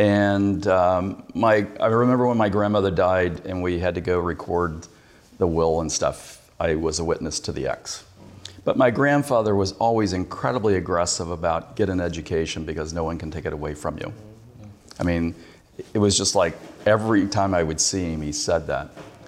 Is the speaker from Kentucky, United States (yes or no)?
yes; Kentucky, United States; Yeah. Well, I was born in Pineville.